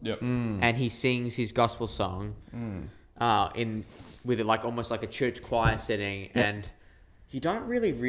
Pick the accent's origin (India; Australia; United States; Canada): Australia; we're Australian